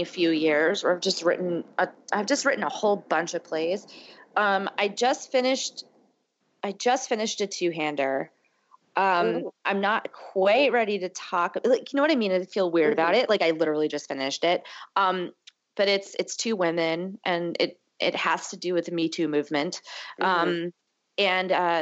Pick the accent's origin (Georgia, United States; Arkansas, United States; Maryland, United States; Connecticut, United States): Connecticut, United States; also born or lived in Massachusetts; now in New York, United States; I'm from the Northeast, I'm from Connecticut